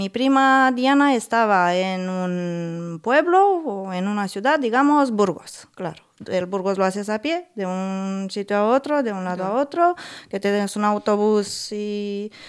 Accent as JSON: {"language": "Spanish", "town": "Buzău", "region": "Buzău County", "country": "Romania", "said": "igual de donde vengo yo de Rumanía, de Buzău, que tengas un negocio chiquitito."}